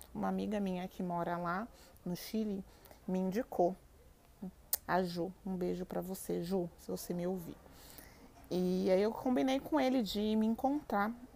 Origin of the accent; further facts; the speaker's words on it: Brazil; eu sou brasileira